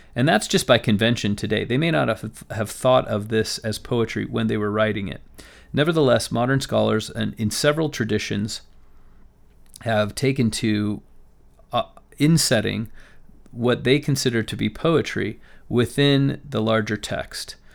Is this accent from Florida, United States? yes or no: no; Las Vegas, Nevada, United States; I grew up in Las Vegas